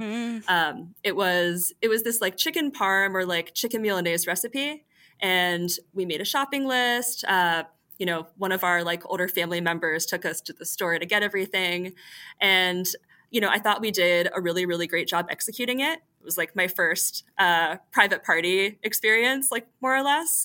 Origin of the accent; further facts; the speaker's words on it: Greensboro, North Carolina, United States; now in New York City, United States; I grew up in Greensboro, North Carolina